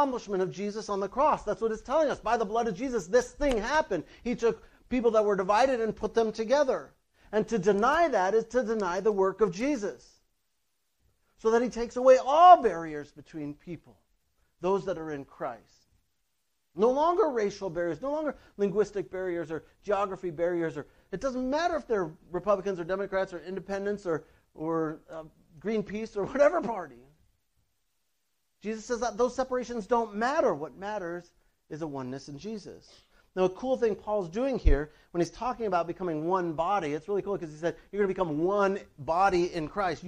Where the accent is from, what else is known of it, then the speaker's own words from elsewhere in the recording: North Dakota, United States; I'm from North Dakota